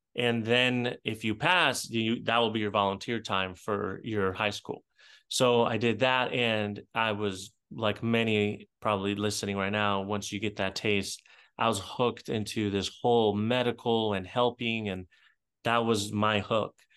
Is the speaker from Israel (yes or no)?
yes; Israel; moved away; I grew up in Israel